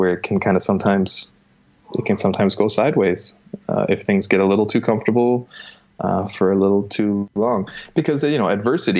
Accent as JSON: {"language": "English", "town": "Elmira", "region": "Ontario", "country": "Canada", "also_born_or_lived": "Toronto", "said": "I'm not from Toronto. I'm from a town called Elmira, Ontario."}